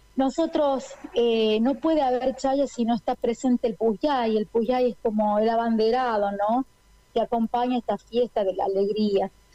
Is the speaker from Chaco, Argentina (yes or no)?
no; La Rioja, Argentina; yo también como riojana